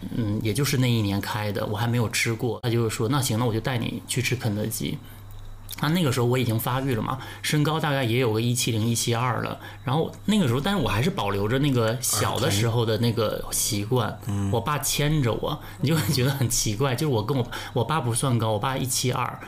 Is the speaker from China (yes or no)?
yes; Northeast China, China; 因为我东北人嘛